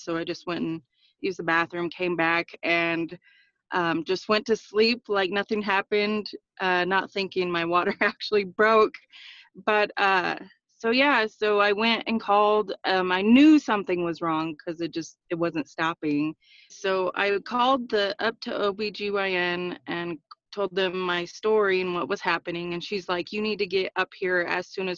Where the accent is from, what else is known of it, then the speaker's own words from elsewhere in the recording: Aztec, New Mexico, United States; I'm from Aztec, New Mexico. I'm part of the Four Corners